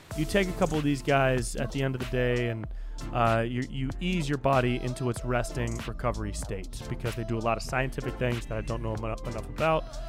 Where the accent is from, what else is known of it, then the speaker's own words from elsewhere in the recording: California, United States; I grew up in California my whole life